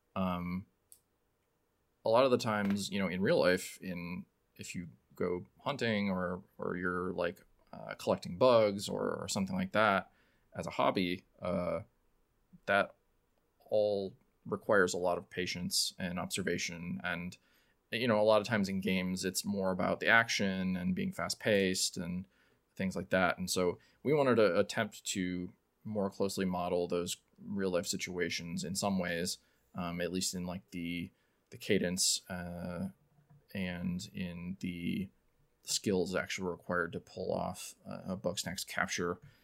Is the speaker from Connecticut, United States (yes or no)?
no; Illinois, United States; now in Chicago, United States; I moved here in about 2009 for school, um, and have been here ever since